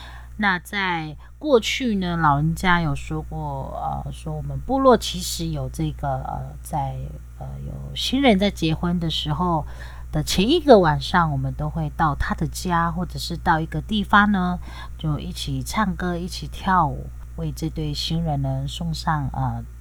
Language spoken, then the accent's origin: Chinese; Taitung County, Taiwan; 我来自台东大鸟部落